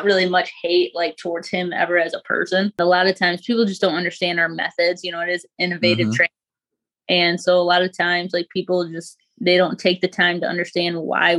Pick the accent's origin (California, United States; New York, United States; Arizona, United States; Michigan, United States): Michigan, United States; Grand Rapids; Grand Rapids, Michigan.